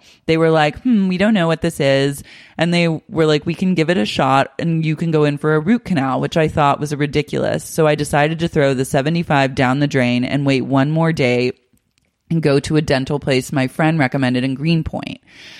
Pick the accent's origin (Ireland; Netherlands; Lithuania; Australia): Australia; Keep in mind, I'm Australian and didn't really realize that health and dental insurance were totally different.